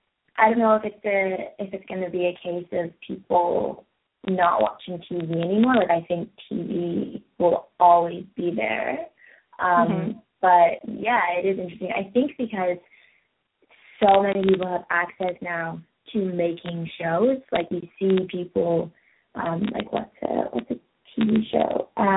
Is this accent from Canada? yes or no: no; England, United Kingdom; also born or lived in Belgium / France / Spain / Holland; Well, I was born in England, so I spent a fair bit of time over there and then traveling around Europe as a kid because I lived in England, so it was all quite close.